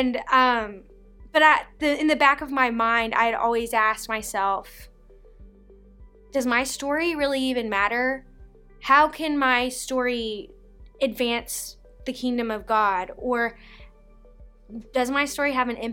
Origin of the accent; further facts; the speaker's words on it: Owensboro, Kentucky, United States; I was born in Owensboro, Kentucky.